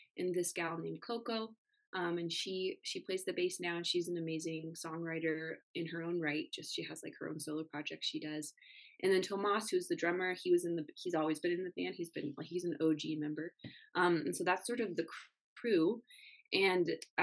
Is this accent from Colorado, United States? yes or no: yes; Denver, Colorado, United States; as we grew up here in Denver